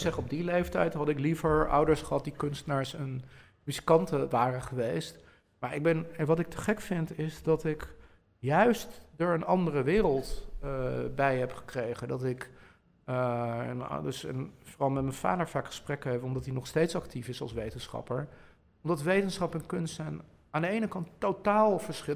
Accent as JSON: {"language": "Dutch", "town": "Bilthoven", "region": "Utrecht", "country": "Netherlands", "tie": "born or raised there", "said": "ik groeide op in Beeldhoven Noord"}